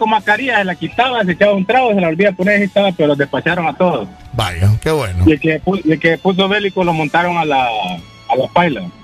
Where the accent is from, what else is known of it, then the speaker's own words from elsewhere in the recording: La Lima, Cortés, Honduras; en la Lima, o en mi ciudad natal. En la Lima.